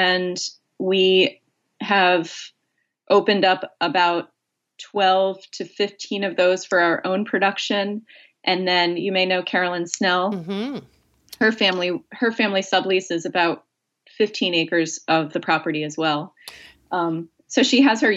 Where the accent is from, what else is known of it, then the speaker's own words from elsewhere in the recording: outside of Philadelphia, Pennsylvania, United States; now in Maine, United States; I grew up outside of Philadelphia.